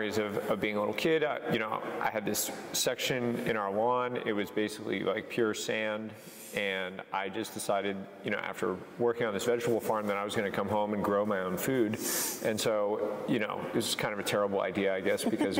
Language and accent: English; New Hampshire, United States; moved away as an adult; also born or lived in California / Australia; now in Oregon, United States; I'm from New Hampshire, not exactly a place known for its famous vineyards. I grew up working on a farm